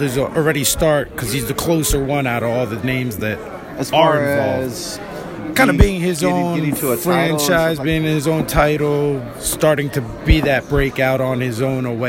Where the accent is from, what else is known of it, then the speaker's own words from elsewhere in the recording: Philadelphia, Pennsylvania, United States; I'm from Philly. I'm an East Coast guy